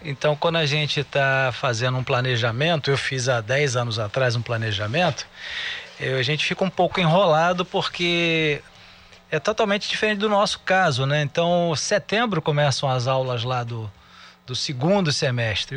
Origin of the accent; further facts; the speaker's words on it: Brazil; nós brasileiros